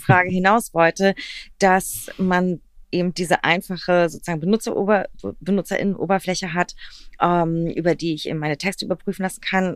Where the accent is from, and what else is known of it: Berlin, Germany; born or raised there